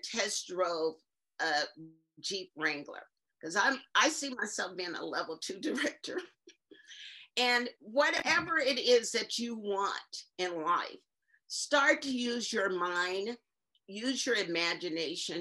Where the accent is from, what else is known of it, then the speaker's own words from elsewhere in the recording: Indio, California, United States; I grew up in Indio, California, which is near Palm Springs.